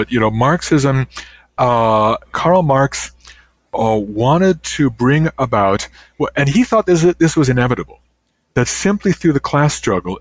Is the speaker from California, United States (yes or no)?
no; Illinois, United States; now in Canada; when I was growing up, there was a railway that went through my hometown in Illinois